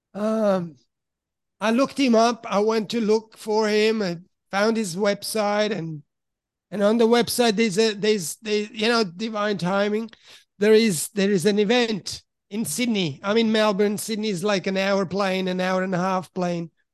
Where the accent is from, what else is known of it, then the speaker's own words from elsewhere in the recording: Switzerland; also born or lived in Italy; now in Australia; originally from Italy, but I grew up in Switzerland.